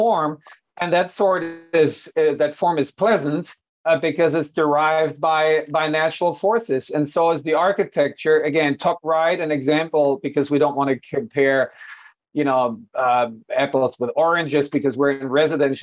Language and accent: English; Hanover, Lower Saxony, Germany; moved away; my hometown of Hanover